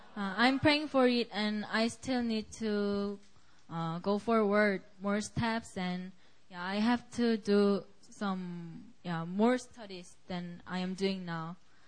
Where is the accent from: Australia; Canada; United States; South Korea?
South Korea; now in Philippines; I'm from Korea, and I came to Korea from the Philippines. I'm studying in the Philippines